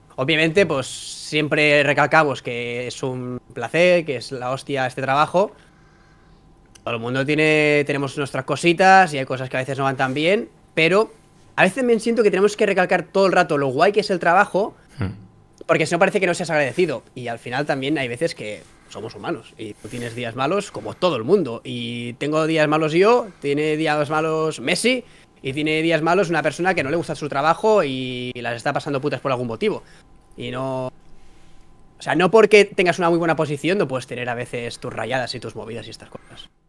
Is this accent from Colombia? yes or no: no; Vilassar de Mar, Catalonia, Spain; vuelvo a mi pueblo, a Vilasa de Mar